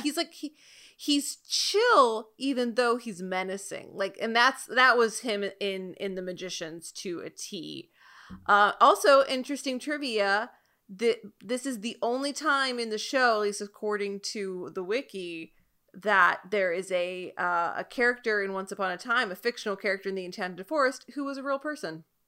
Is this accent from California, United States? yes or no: yes; California, United States; now in East Coast, United States; I'm from California, but, like, I live on the East Coast now